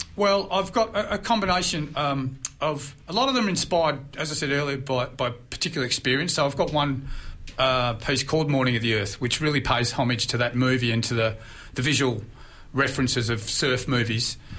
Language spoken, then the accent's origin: English; Mornington Peninsula, Victoria, Australia; spent half my life growing up on the Mornington Peninsula at a friend's house in Blair Gowrie